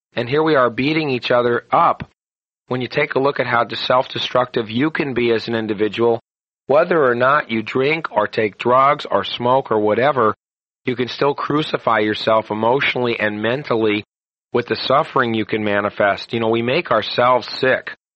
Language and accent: English; United States; being an American